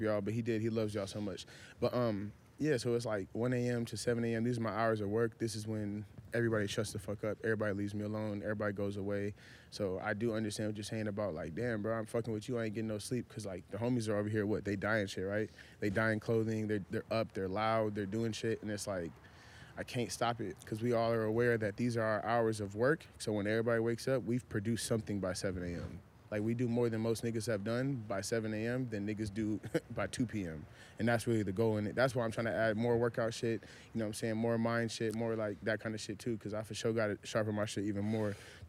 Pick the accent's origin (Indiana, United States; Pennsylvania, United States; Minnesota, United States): Minnesota, United States; also born or lived in Nebraska / Florida / Houston / San Antonio; now in California, United States; I'm from Minnesota. Yeah. Moved to goddamn, you know what I'm saying? I lived everywhere from Nebraska, Florida, Houston, San Antonio, L.A., you know, the whole shit.